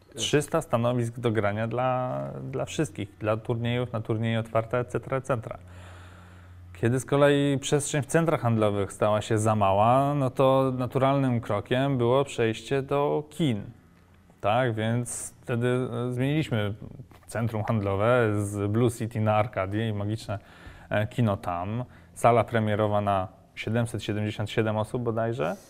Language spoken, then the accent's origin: Polish; Warsaw, Masovian Voivodeship, Poland; W Warszawie, skąd pochodzę